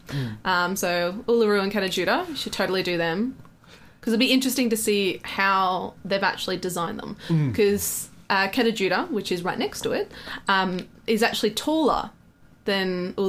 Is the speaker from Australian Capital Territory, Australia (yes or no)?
no; Victoria, Australia; I'm from Victoria.